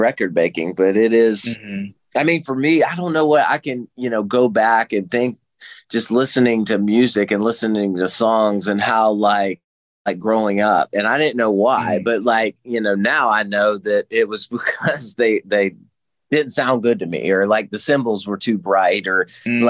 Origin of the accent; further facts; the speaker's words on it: the Carolinas, United States; moved away as an adult; now in Nashville, United States; I'm originally from the Carolinas